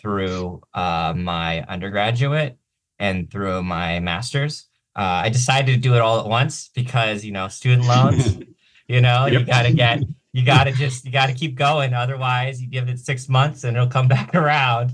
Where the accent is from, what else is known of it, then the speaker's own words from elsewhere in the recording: Baltimore, Maryland, United States; moved away as an adult; also born or lived in Ohio / Washington, District of Columbia, United States; now in Olympia, United States; I was born in Baltimore. I spent much of my childhood between Ohio and Baltimore. I spent my first 7-8 years of my life living exclusively in Baltimore